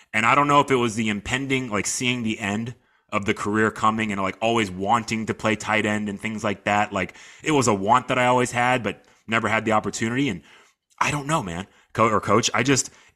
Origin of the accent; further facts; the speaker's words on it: Sugar Land, Texas, United States; I'm from Sugar Land, Texas. I played at Fort Bend Austin High School.